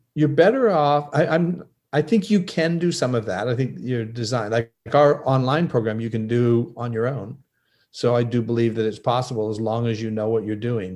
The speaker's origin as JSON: {"language": "English", "country": "Canada", "said": "I'm from Canada"}